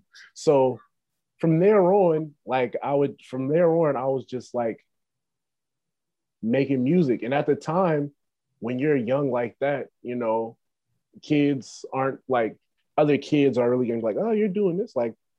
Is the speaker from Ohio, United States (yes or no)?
yes; Cincinnati, Ohio, United States; I'm from Cincinnati, Ohio.